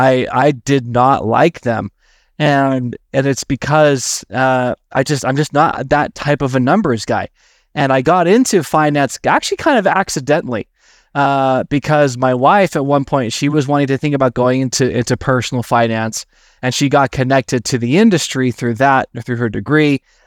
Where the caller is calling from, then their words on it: Salt Lake City, Utah, United States; So I'm tuning in from Salt Lake City. That's where I'm based out of.